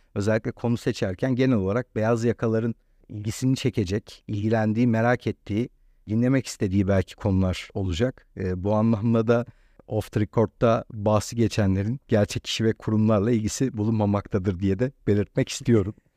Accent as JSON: {"language": "Turkish", "region": "Istanbul", "country": "Turkey", "tie": "born or raised there", "said": "ben burada doğduğum, burada büyüdüğüm için"}